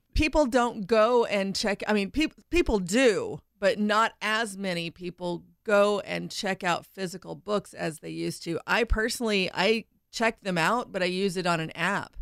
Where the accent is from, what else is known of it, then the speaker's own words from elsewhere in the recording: Indiana, United States; where I grew up in Indiana, everyone was guys.